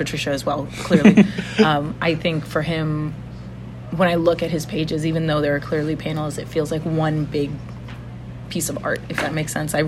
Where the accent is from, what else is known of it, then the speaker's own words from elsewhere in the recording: New York, United States; as a New Yorker